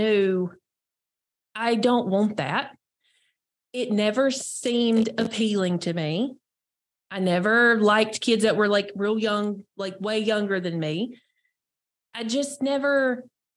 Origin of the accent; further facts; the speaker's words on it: North Carolina, United States; I'm born and raised in North Carolina